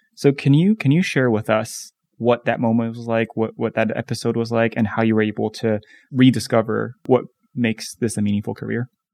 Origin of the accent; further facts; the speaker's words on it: Taiwan; now in United States; I grew up in Taiwan